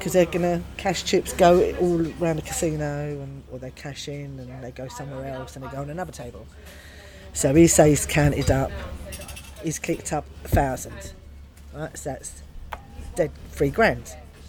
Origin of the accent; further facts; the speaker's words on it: London, United Kingdom; accent: Cockney; But the managers and the pit bosses were all Cockneys, all from the East End. So I'm a Cockney